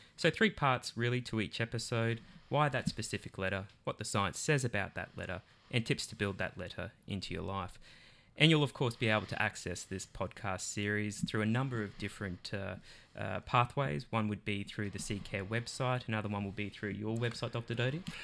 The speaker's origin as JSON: {"language": "English", "country": "Australia", "said": "I'm from Australia."}